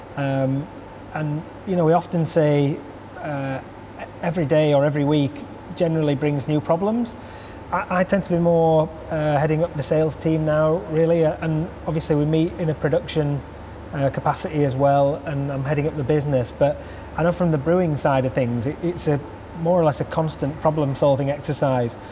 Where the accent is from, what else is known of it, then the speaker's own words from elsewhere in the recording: Huddersfield, Yorkshire and the Humber, United Kingdom; I'm from Huddersfield and I created a, a brewery here.